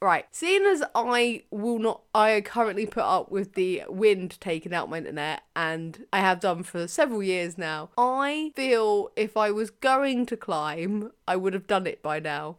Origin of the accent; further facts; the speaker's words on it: United Kingdom; as a Brit